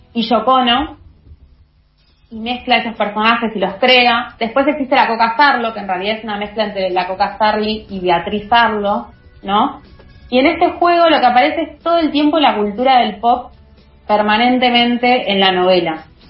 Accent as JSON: {"language": "Spanish", "country": "Argentina", "said": "pensarnos como argentinos"}